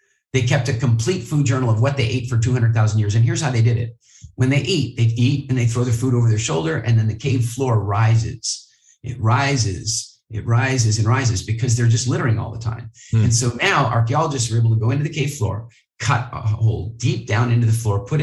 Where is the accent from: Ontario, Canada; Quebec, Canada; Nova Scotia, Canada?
Nova Scotia, Canada; Halifax; I grew up in Halifax, Nova Scotia